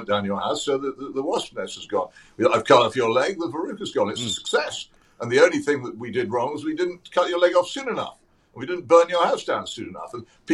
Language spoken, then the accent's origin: English; Oxford, South East England, United Kingdom; my hometown of Oxford